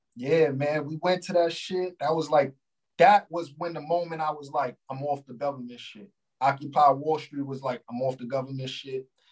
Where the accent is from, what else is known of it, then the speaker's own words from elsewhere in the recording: New York, United States; I'm from New York